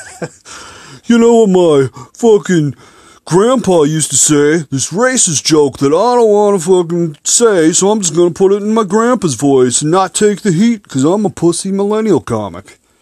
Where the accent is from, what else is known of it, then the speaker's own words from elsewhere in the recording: Minneapolis, Minnesota, United States; I'm from Minneapolis.